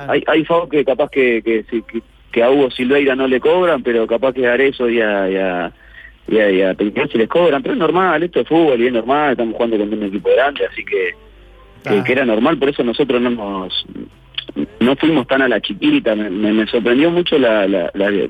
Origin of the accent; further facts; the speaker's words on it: Italy; No, yo vengo de Italia eh, y bueno, tuve la posibilidad de, ir a Independiente porque yo quería jugar, obviamente.